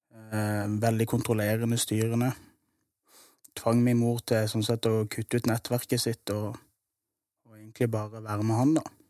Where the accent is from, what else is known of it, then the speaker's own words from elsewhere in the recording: Kristiansand, Agder, Norway; Jeg vokste opp på Søm